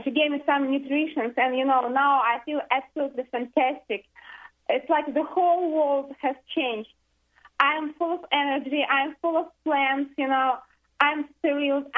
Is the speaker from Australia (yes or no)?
no; Russia; moved away as an adult; now in United States; I'm from Russia. We have been here only for 2.5 months